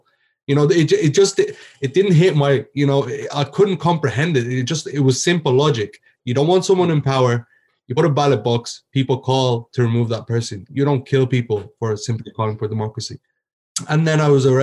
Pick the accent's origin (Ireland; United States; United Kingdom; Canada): Ireland; also born or lived in Egypt; I was born and raised in Ireland